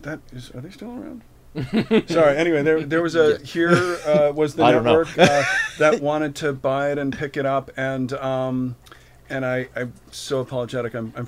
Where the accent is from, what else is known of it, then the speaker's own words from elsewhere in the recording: Milwaukee, Wisconsin, United States; I'm from Milwaukee.